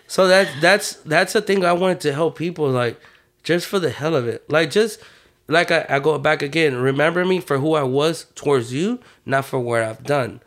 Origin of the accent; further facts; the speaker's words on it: Houston, Texas, United States; I was born and raised in Third Ward